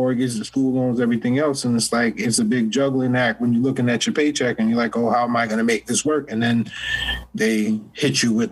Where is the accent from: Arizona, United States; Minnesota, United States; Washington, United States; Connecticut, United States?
Connecticut, United States; New Haven; also born or lived in South Carolina; I'm from New Haven, but I spent a lot of time in South Carolina